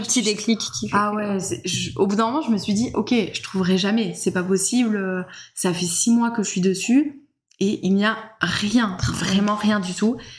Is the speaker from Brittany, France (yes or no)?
no; Alpilles, Provence-Alpes-Côte d'Azur, France; moved away as an adult; now in Cucuron, France; je suis pas originaire du coup de Cucuron, je viens plutôt du côté des Alpilles